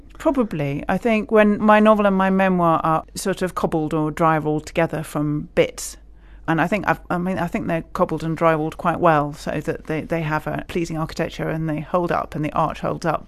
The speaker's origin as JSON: {"language": "English", "region": "Scotland", "country": "United Kingdom", "moved": "yes", "lives_now": "England, United Kingdom", "said": "I'm a Scot living in England."}